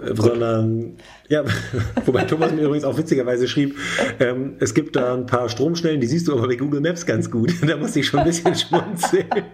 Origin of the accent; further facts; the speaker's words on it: Germany; wir als Deutsche